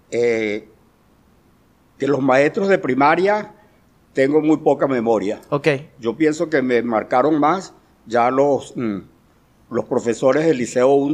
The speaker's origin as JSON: {"language": "Spanish", "town": "Guanare", "region": "Portuguesa", "country": "Venezuela", "tie": "born or raised there", "also_born_or_lived": "Mérida", "said": "yo soy eh, guanareño, así como dice el poeta Pepo Burgo, del propio barro peñitero."}